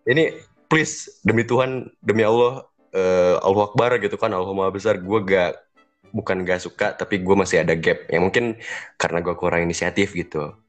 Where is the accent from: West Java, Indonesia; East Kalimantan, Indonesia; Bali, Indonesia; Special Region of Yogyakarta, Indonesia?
West Java, Indonesia; Bandung; itu kan lingkungan gue kan masih Bandung-Bandung lagi gitu belum keluar ke sana sini gitu